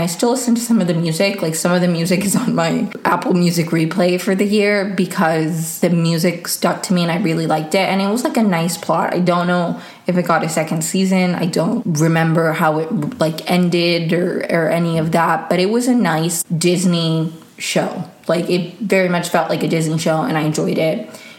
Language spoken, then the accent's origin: English; Venezuela; born there; English is a second language; I was born in Venezuela and I do speak Spanish, but I feel like I wouldn't say I've lost it, but I do, it's not as good as it used to be.